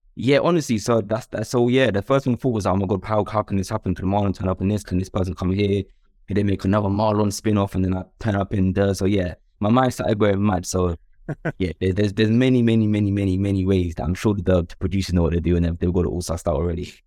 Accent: London, United Kingdom; also born or lived in Stoke Newington; I grew up in, in Upper Clapton, then I also lived in, um, Stonewall in N sixteen

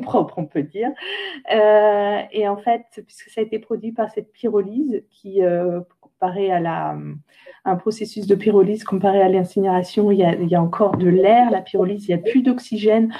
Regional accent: Saint-Hilaire-Saint-Mesmin, Centre-Val de Loire, France; moved away; je viens de Saint-Hilaire-Saint-Mémin à côté d'Orléans

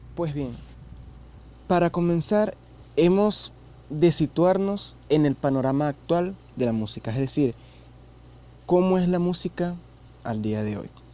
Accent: Venezuela; yo vivo en Venezuela

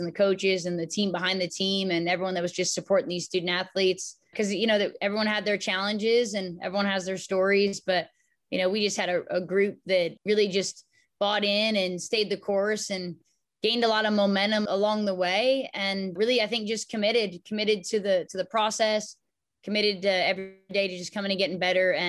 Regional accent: Palm Springs, California, United States; I came from a small town. I was from Palm Springs, California

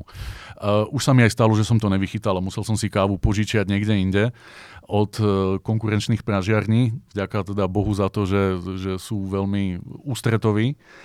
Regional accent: Bratislava, Bratislava Region, Slovakia; moved away as an adult; now in Brno, Czech Republic; ja s mojim bratom sme z Bratislavy

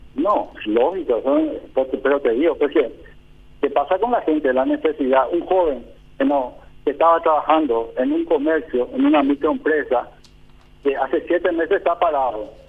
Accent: Paraguay; Somos nosotros los paraguayos

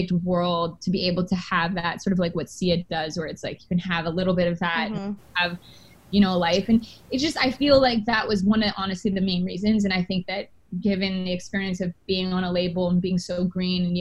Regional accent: Canada; because I'm actually Canadian

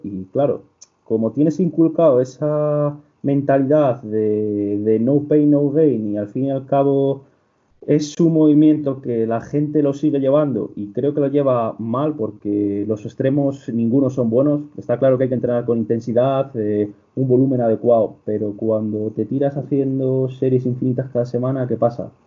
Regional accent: Castile and León, Spain; also born or lived in Salamanca; yo vengo de un pobrecillo de apenas 100 personas de la comarca de Ávila

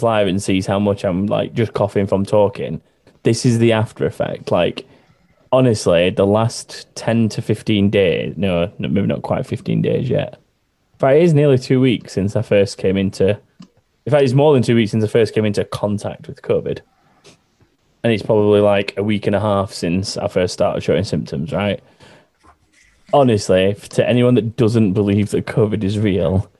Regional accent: Sheffield, Yorkshire and the Humber, United Kingdom; In words that need a H, I never pronounce it because I'm from Sheffield

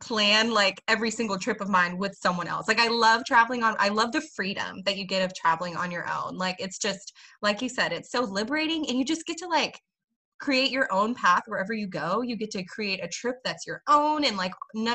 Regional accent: Texas, United States; accent: Southern; I'm a Texan

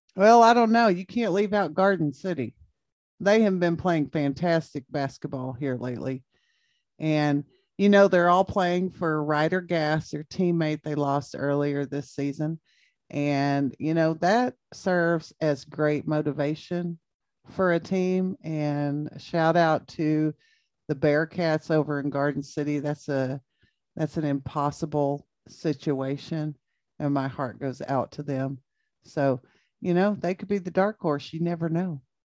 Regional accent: United States; I'm from Jayden

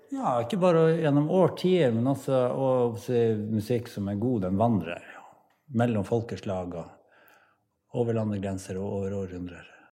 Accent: Pasvik Valley, Finnmark, Norway; jeg er fra Pasvikdalen og er musiker

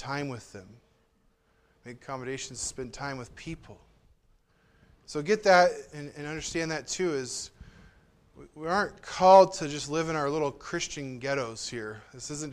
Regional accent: Southern California, United States; also born or lived in Southern Oregon; now in Oregon, United States; I grew up in Southern California

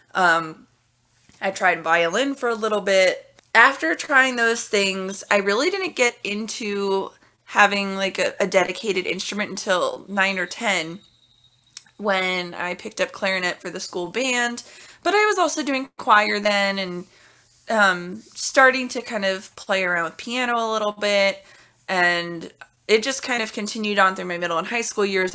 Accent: Cincinnati, Ohio, United States; when I was very, very young, like maybe two or three, I was getting services from the Cincinnati Association for the Blind and Visually Impaired

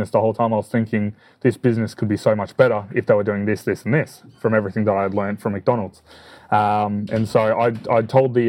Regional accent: Chelsea, Victoria, Australia; I'm from Chelsea in Victoria.

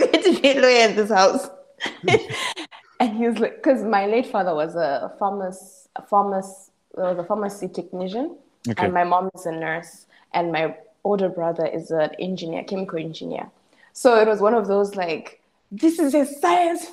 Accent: Zimbabwe; moved away as an adult; also born or lived in Bulawayo, Zimbabwe; now in South Africa; growing up in Zimbabwe

